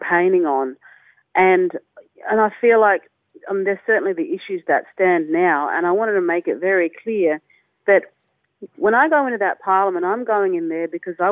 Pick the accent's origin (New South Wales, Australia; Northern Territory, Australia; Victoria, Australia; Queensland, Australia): Northern Territory, Australia; I was brought up in the Northern Territory